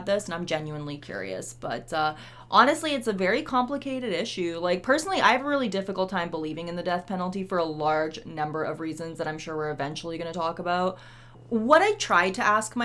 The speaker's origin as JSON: {"language": "English", "country": "Canada", "said": "we are Canadian"}